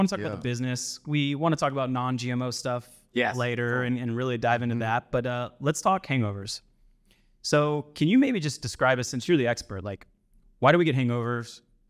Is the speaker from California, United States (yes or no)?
yes; Sacramento, California, United States; So we are also from Sacramento.